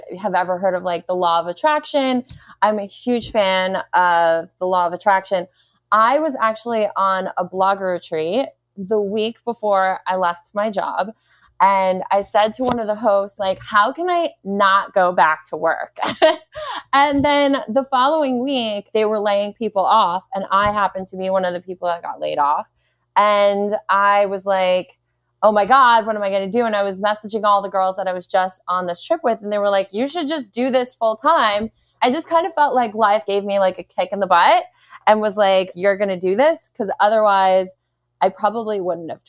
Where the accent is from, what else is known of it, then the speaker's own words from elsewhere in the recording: New York City, New York, United States; moved away; I'm actually originally from Brooklyn, New York, which is super strange because it's like kind of a unicorn. Like nobody's ever originally from Brooklyn